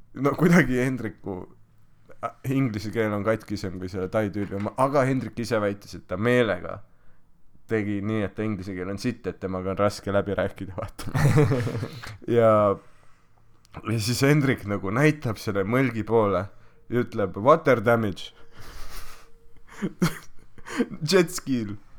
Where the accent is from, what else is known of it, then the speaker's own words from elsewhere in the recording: Estonia; ma olen Eestist pärit